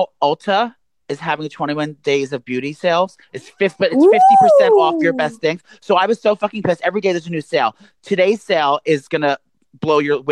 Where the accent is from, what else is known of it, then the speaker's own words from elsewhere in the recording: New York, United States; we're both from New York State